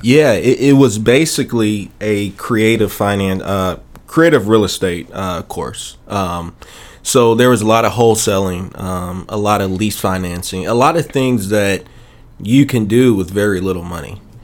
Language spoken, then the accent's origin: English; Chicago, Illinois, United States; moved away as an adult; now in Memphis, United States; I'm originally from Chicago, and uh, I moved to Memphis uh, December of uh, 2006.